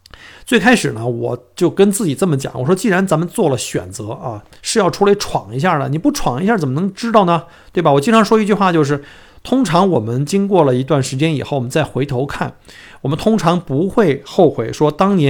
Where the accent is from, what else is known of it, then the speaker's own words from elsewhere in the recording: China; moved away as an adult; now in Australia; 尤其作为我们新移民啊，就是第一代移民，从中国来到澳洲以后，尤其是我们在国内的话